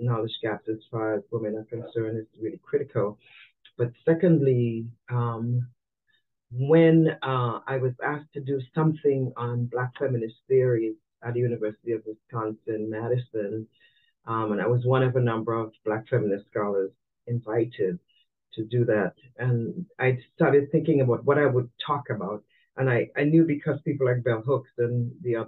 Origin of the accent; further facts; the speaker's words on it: Trinidad & Tobago; also born or lived in Nigeria / Brazil / Miami, Florida; now in United States; I'm from Trinidad and Tobago